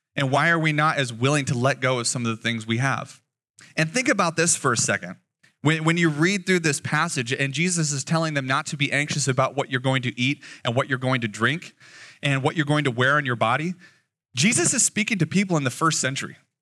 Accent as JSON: {"language": "English", "town": "Las Vegas", "region": "Nevada", "country": "United States", "tie": "born or raised there", "moved": "as an adult", "lives_now": "Eugene, United States", "said": "I was born and raised in Vegas, so the sun bullied me for the first twenty-two years of my life"}